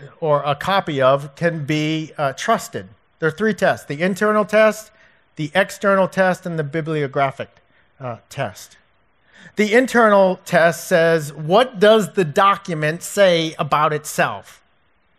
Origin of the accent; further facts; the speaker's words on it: Providence, Boston, New England, United States; my hometown area, Providence, Boston